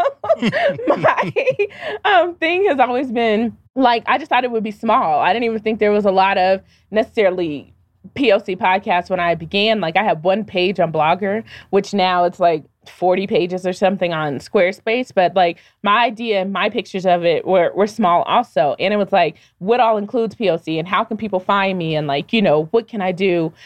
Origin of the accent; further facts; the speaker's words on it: Denver, Colorado, United States; growing up in Denver